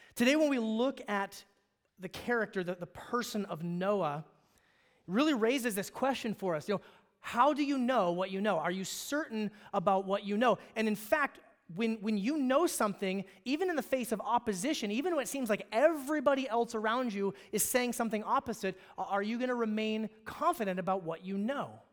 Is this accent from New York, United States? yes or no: no; Alaska, United States; moved away; I grew up in Alaska